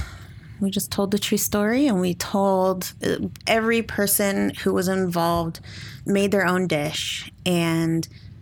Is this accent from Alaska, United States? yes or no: yes; Alaska, United States; I grew up in Alaska, so I grew up with the Upper Athabascan people, and that is where I learned like how to forage and hunt and fish. But my dad is from Pawnee, Oklahoma